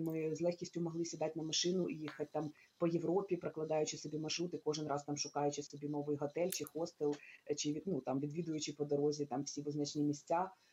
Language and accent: Ukrainian; Kyiv, Ukraine; Я виросла, я народилася в Києві.